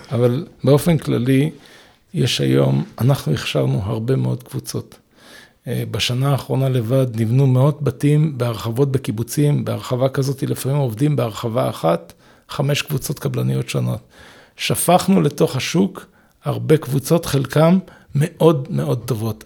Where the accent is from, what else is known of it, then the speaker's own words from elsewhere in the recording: Israel; moved away; זה גם יחזיר אותי ליד הבית שלי, אני בן קיבוץ בכר